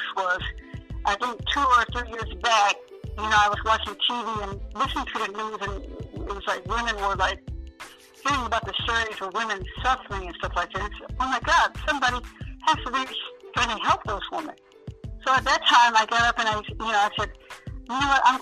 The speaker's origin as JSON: {"language": "English", "region": "Michigan", "country": "United States", "said": "I'm from Michigan"}